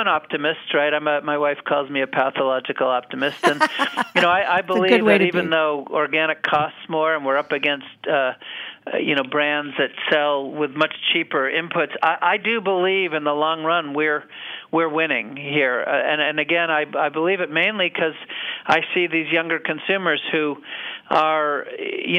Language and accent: English; New Hampshire, United States; born or raised there